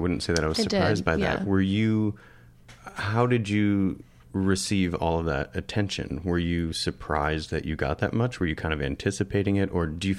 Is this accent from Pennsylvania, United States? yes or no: no; northern Michigan, United States; I grew up further north than you in the United States. I grew up in northern Michigan.